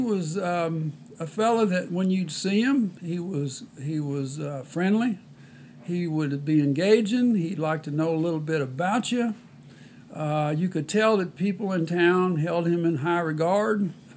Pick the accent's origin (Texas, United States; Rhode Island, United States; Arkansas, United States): Texas, United States; Sealy; my hometown of Sealy, Texas.